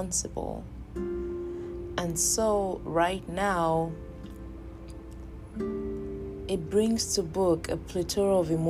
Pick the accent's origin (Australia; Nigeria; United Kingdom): Nigeria; moved away; I am in the diaspora and I am a Nigerian